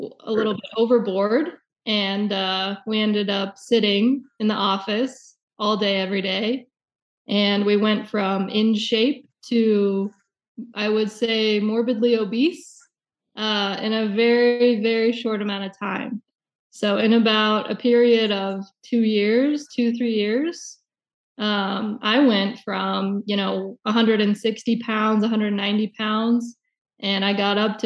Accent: Denver, Colorado, United States; Alex and I, we grew up in Colorado

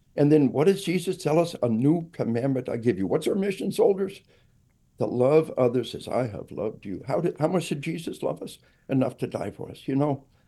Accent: Arkansas, United States; we are from Arkansas

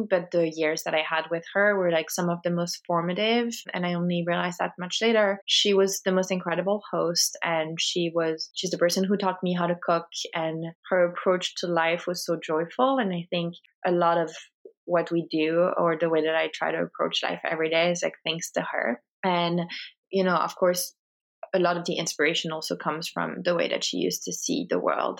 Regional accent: France; now in Los Angeles, United States; I grew up in France. I live in Los Angeles, California

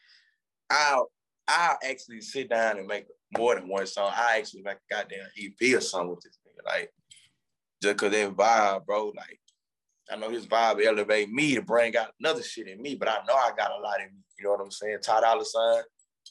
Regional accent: East Texas, United States; I'm from East Texas

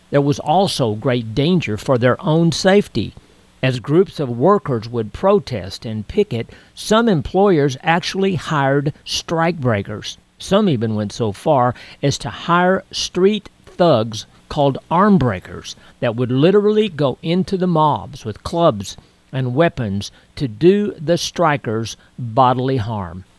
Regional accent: Texas, United States; when I was a kid growing up in Texas

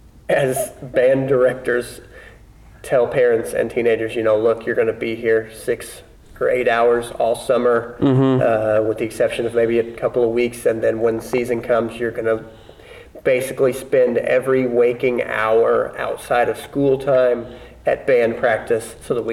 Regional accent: Southern Illinois, United States; I mean, Southern Illinois. I mean, it's a town of 9,000

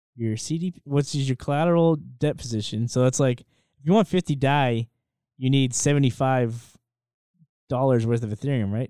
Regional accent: United States; as American citizens

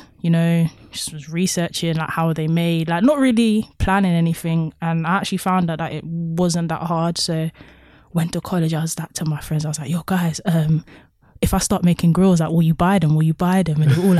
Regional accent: Thornton Heath, London, United Kingdom; moved away as an adult; now in Birmingham, United Kingdom; I was born on the 1st of February and I'm the best, I'm number 1. Yeah. And 7 because I'm from Fulton Heath, that's known as the 7.

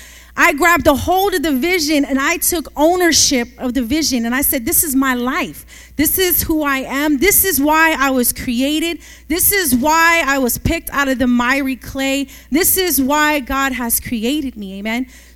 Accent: Oakland, California, United States; the city is different because I come from Oakland. Hayward is way different than Oakland.

